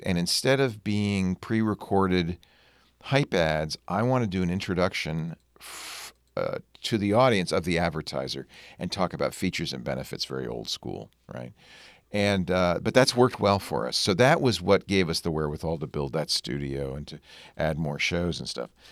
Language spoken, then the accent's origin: English; Providence, Rhode Island, United States; also born or lived in Manhattan, New York; I grew up in Rhode Island